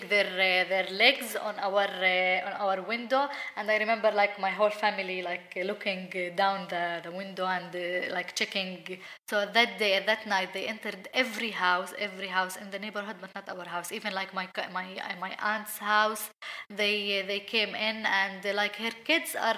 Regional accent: Beit Sahour, West Bank, Palestine; Growing up in Beit Sahour in Palestine as a Palestinian Christian woman

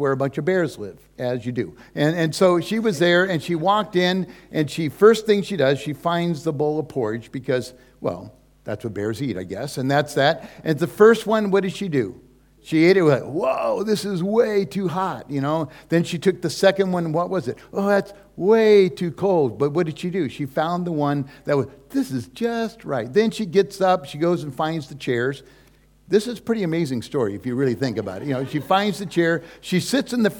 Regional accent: California, United States; also born or lived in Hawaii; we're from California. Susie and I live there. That's pretty much our home turf

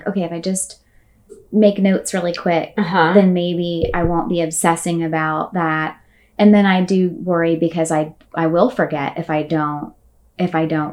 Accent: Ocala, Florida, United States; moved away as an adult; now in Orlando, United States; I grew up and was born and raised in Ocala, Florida

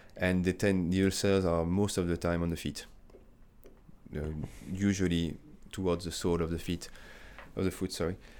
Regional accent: France; moved away as an adult; also born or lived in United Kingdom; now in Australia; I'm coming from France.

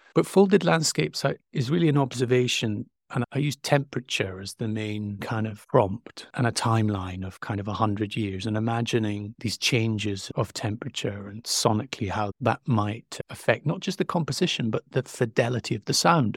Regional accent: Stromness, Scotland, United Kingdom; I grew up a stone's throw from the North Sea

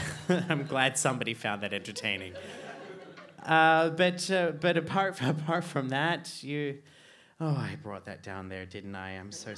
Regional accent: Australia; now in Iceland; growing up in Australia

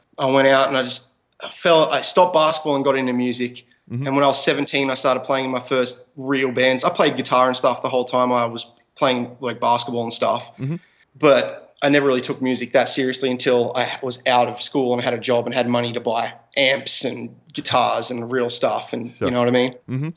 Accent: Australia; we're from Australia

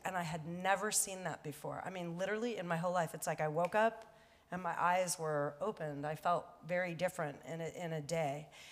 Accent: Los Angeles, California, United States; I was born here in Hollywood and used to take the bus uh, down Wilshire to go to the beach

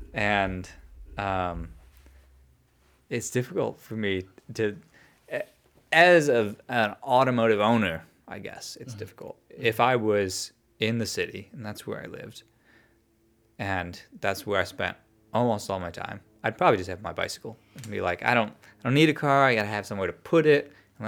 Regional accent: outside Chicago, Illinois, United States; moved away; Because I grew up outside Chicago. I say I'm from Chicago and people assume the city. Yeah, people assume the city.

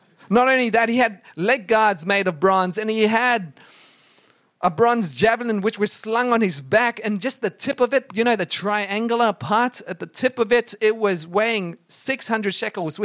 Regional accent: Brisbane, Queensland, Australia; Inala. That's where I grew up in Brisbane

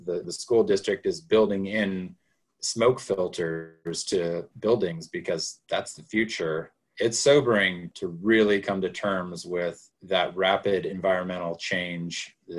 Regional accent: Ashland, Oregon, United States; I grew up in Ashland

